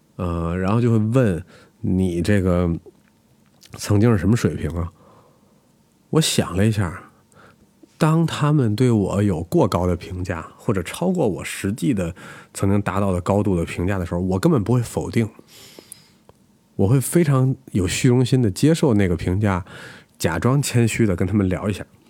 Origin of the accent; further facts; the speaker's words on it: China; 我们中国人